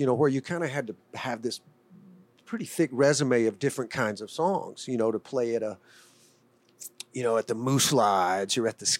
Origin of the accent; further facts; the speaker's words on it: Birmingham, Alabama, United States; It was a blessing growing up in Birmingham.